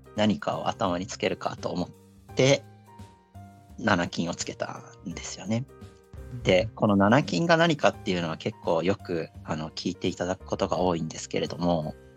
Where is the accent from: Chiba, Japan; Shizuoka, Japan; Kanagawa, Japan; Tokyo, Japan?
Chiba, Japan; 地元は千葉県ですね。ずっとあんまり移動はしていないですね。